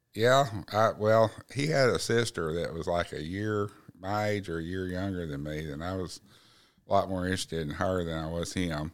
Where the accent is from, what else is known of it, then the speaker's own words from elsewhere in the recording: Black Oak, Arkansas, United States; I grew up in Blackhawk, Arkansas